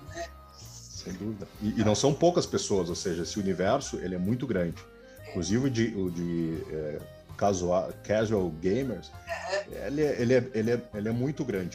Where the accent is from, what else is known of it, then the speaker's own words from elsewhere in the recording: Porto Alegre, Rio Grande do Sul, Brazil; moved away; also born or lived in São Paulo; Sou natural de Porto Alegre, é, ah. no Rio Grande do Sul